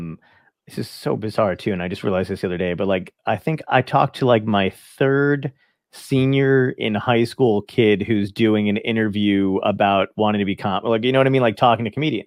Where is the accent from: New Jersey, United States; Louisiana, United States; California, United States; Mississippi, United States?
New Jersey, United States; also born or lived in Brooklyn, New York; I'm from Brooklyn. I grew up in New Jersey